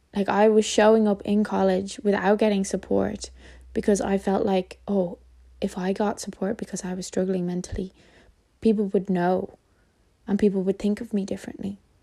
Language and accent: English; Ireland; As an Irish person